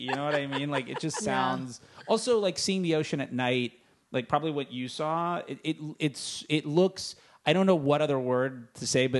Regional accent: Fort Lauderdale, Florida, United States; now in Los Angeles, United States; I'm from the East Coast, and whenever I go home in Fort Lauderdale

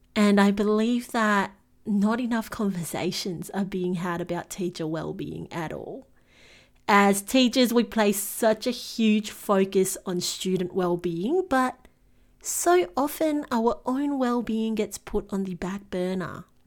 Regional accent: Singapore; moved away as an adult; now in Melbourne, Australia; I was born and bred in Singapore and made the move to Melbourne in Australia

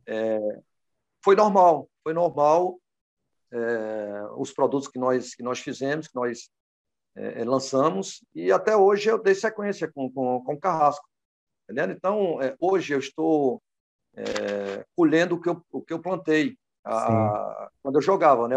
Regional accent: Pernambuco, Brazil; also born or lived in Recife; now in Ceará, Brazil; pernambucano de nascença e cearense de, de coração

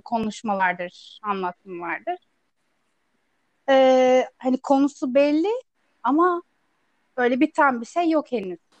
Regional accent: Istanbul, Turkey; also born or lived in Ankara / Çankırı; Büyüdüğüm yerde yani yine İstanbul'da bir ilçede

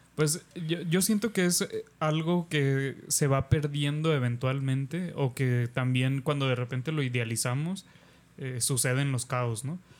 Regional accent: Mexico; nos está sofocando como mexicanos y como país y como sociedad

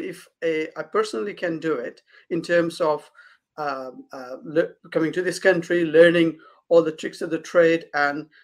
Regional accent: Kathmandu, Bagmati, Nepal; moved away as an adult; now in United Kingdom; So I was born in Kathmandu, Nepal, and where I grew up, and I've studied up to university there. So I moved to this country in 2007

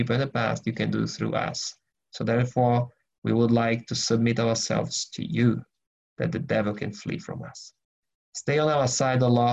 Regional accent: Brazil; now in Germany; I'm originally from Brazil, but I live in Germany.

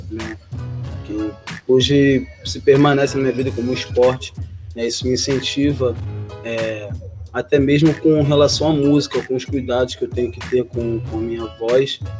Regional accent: Rio de Janeiro, Brazil; E é isso, gente. sou do Jardim Catarina, cantor compositor.

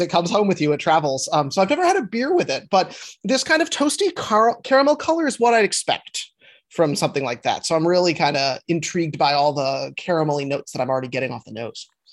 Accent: Minneapolis, Minnesota, United States; now in New York City, United States; I grew up in Minneapolis, Minnesota

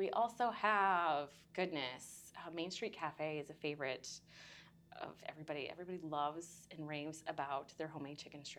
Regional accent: Maquoketa, Iowa, United States; moved away as an adult; I am originally from Maquoketa. Born and raised.

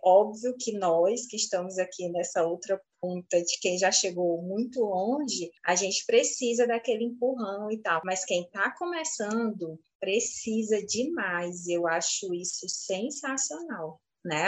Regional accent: Fortaleza, Ceará, Brazil; nós aqui de Fortaleza, capital, temos um sotaque

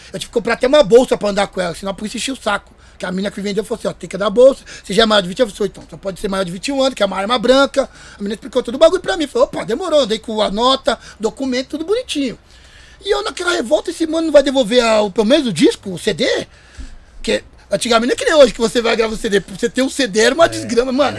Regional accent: Carapicuíba, São Paulo, Brazil; o pessoal da minha quebrada em Carapicuíba

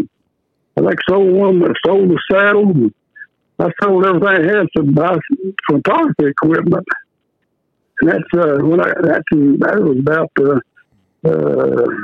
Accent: Vernon / Mesquite, Texas, United States; also born or lived in Davidson, Oklahoma; I was born in Davidson, Oklahoma, down on the southwest corner of the Red River. Then we moved to Vernon and ended up, I guess, when I was in high school at Mesquite.

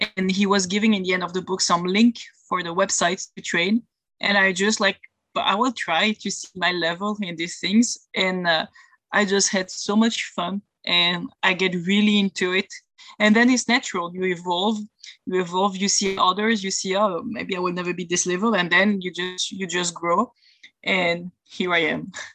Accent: Belgium; I'm from Belgium and I live there in Europe

